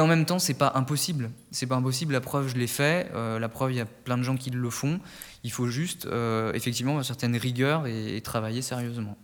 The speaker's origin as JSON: {"language": "French", "area": "Nièvre, Burgundy", "region": "Bourgogne-Franche-Comté", "country": "France", "also_born_or_lived": "Paris", "moved": "as an adult", "said": "je viens du département de la Nièvre en Bourgogne"}